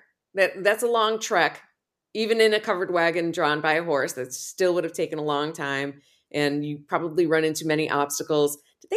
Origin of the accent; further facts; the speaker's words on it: Texas, United States; I'm also a Texan, kind of.